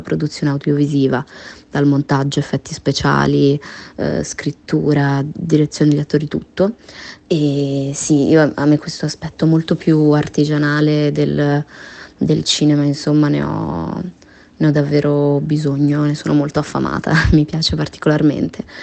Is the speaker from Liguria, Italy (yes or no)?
yes; Genoa, Liguria, Italy; Io sono nata a Genova, quindi sono genovese